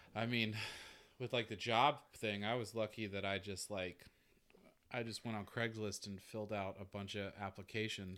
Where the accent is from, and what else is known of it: Georgia, United States; moved away as an adult